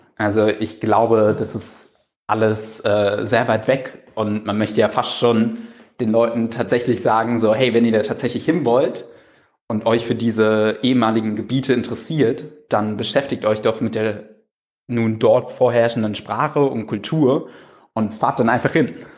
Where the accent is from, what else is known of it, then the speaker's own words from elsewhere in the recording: Cologne, North Rhine-Westphalia, Germany; also born or lived in Berlin; als Kölner